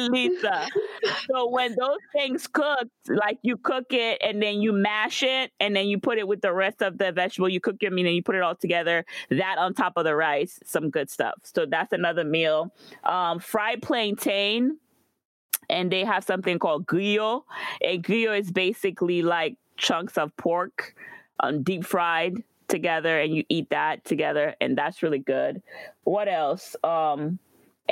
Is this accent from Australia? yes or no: no; Guadeloupe; moved away; growing up in Guadeloupe